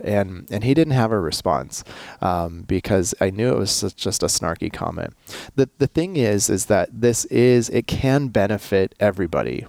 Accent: United States; I'm American

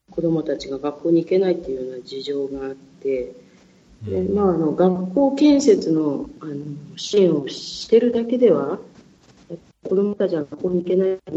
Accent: Kyushu, Fukuoka, Japan; 私、九州出身、福岡出身

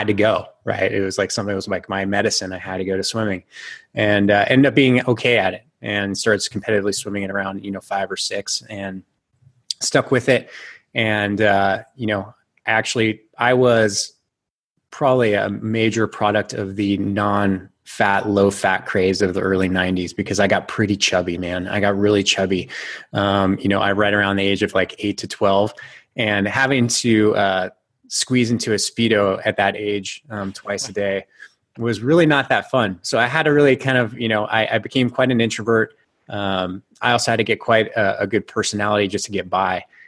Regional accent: Bay Area, Northern California, United States; I grew up in Northern California

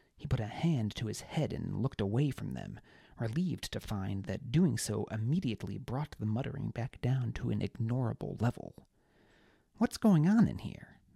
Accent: Webster, New York, United States; North Pines Park in Webster, New York, which is my hometown.

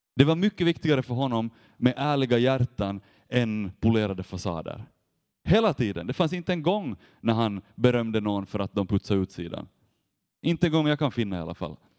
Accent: Vaasa, Ostrobothnia, Finland; jag kommer från Vasa och där jobbar jag med ungdomar nu

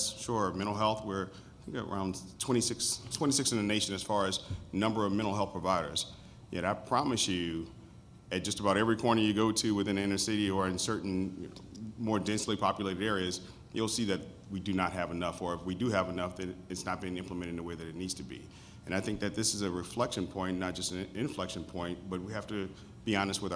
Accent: New Orleans, Louisiana, United States; I grew up in New Orleans, and I'm from the lower Ninth Ward, New Orleans.

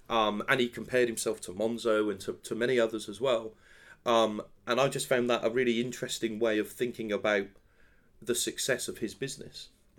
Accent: London, United Kingdom; that's the thing that I'm actually most excited about, being a Londoner and working for MasterCard in London.

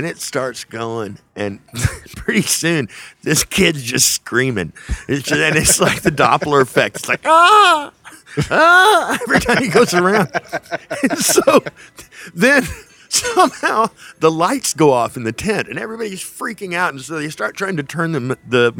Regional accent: South Texas, United States; also born or lived in Whiteface, Texas / Levelland, Texas; we moved down there from the Texas Panhandle, from Leveland, actually. We lived outside of Leveland in a little farming community called Whiteface, Texas. And we moved down there when I was 6. And so I sort of came of age down there

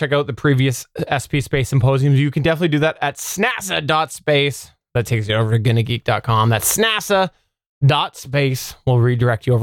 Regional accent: Canada; being Canadian

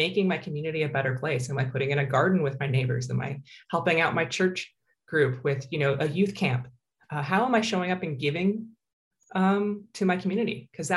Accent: United States; now in Canada; I grew up in the States

